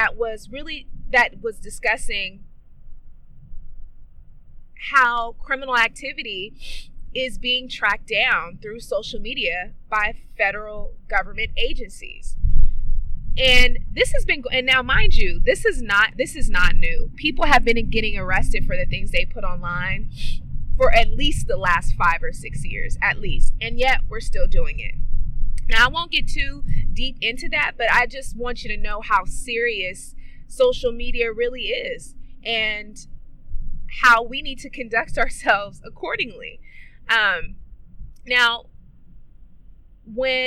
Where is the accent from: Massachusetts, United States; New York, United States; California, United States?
California, United States; Oakland; I am from East Oakland, California